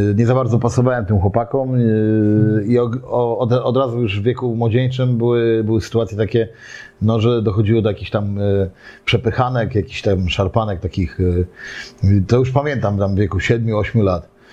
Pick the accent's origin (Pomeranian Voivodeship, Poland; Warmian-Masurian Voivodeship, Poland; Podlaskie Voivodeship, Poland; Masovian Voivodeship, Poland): Pomeranian Voivodeship, Poland; Gdynia; urodziłem się, ogólnie urodziłem się w Orłowie, ale mieszkałem na Chylonii Y, do trzeciego roku życia